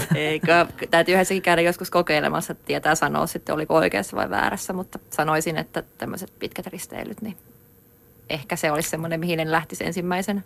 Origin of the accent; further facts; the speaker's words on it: Finland; kotikaupunkini Saarin poppeleita, jotka on Varikon ja aivan juna-aseman vieressä